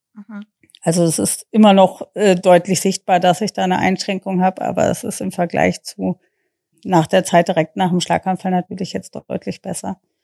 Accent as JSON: {"language": "German", "country": "United States", "tie": "born or raised there", "moved": "yes", "lives_now": "Germany", "said": "ich ähm, gebürtige Amerikanerin bin"}